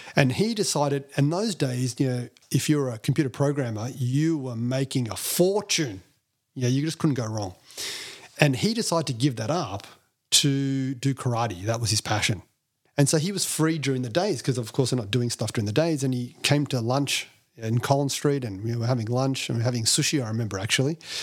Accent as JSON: {"language": "English", "town": "Melbourne", "region": "Victoria", "country": "Australia", "tie": "born or raised there", "said": "being Indian, um, you know, in, in, in Melbourne at that time, I think it was only two Indian kids in the whole primary school"}